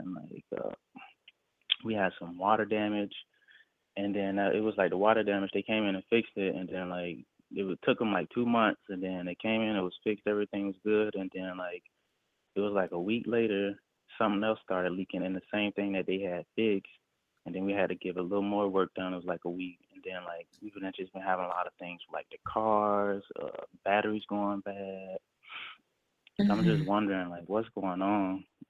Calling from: Tampa, Florida, United States; I'm calling there from Florida.

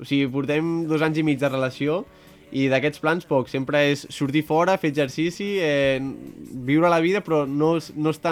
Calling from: Caldes de Montbui, Catalonia, Spain; de Caldes de Montbui.

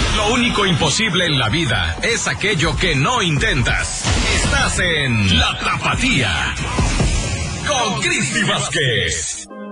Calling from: Oregon, United States; aquí les mandamos saludos desde Borman, Oregon, Estados Unidos.

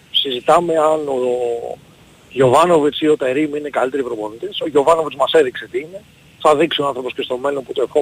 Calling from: Cholargos, Attica, Greece; Γεια σου παιδιά … είμαι από Χολαργό.

